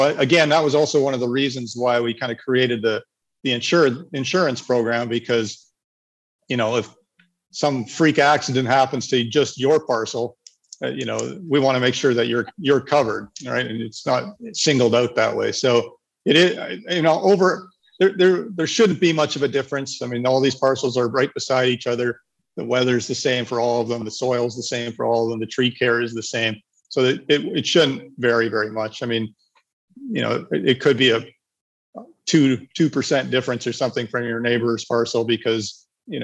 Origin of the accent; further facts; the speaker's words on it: Canada; moved away as an adult; also born or lived in Nicaragua / Panama; I'm a Canadian